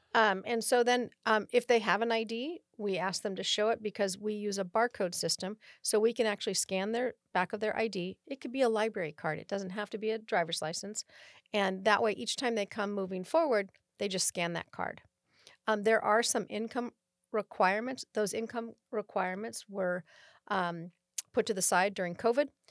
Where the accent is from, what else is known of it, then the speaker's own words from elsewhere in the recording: Oakland, California, United States; moved away as an adult; now in Rancho Cordova, United States; I was born in Oakland, California, in the East Bay